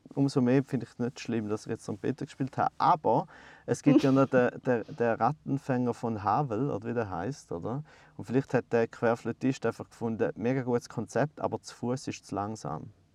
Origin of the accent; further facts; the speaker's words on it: Goldach, St. Gallen, Switzerland; ich bin in Goldach aufgewachsen